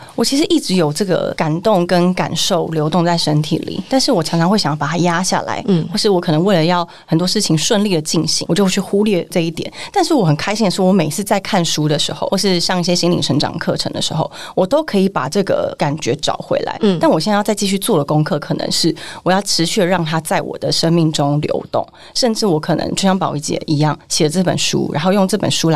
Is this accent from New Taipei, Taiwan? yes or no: no; Longtan, Taoyuan, Taiwan; moved away; also born or lived in Taipei; 我是在桃园乡下人，是那种龙潭，然后石门水库